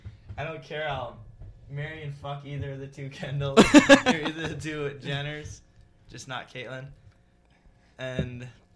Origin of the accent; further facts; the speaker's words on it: Minnesota, United States; We're from Minnesota, too.